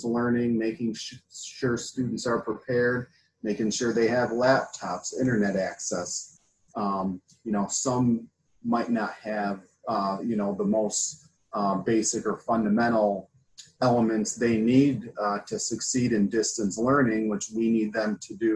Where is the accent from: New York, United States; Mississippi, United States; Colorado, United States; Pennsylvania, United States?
New York, United States; Buffalo; moved away as an adult; also born or lived in Boston / Brooklyn; I'm from upstate New York, in the Buffalo area.